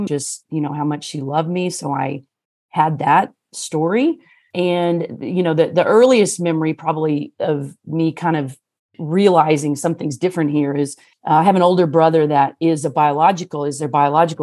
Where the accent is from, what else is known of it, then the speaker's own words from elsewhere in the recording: Missouri, United States; also born or lived in Los Angeles, California / San Diego, California; now in California, United States; So that's really where I grew up in Missouri